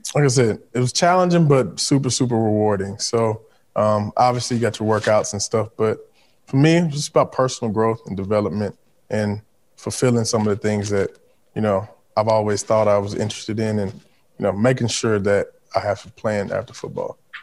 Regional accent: Mobile, Alabama, United States; also born or lived in Baltimore; So, I'm from the Gulf Coast.

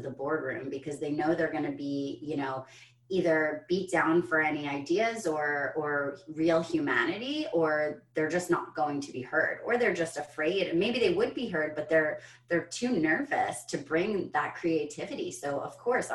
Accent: United States; as an American

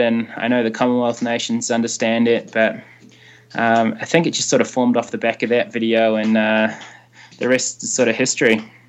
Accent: Hawke's Bay, New Zealand; also born or lived in Palmerston North; I grew up in Hawke's Bay, and I ran under Alan Potts um, with the Hastings Harriers

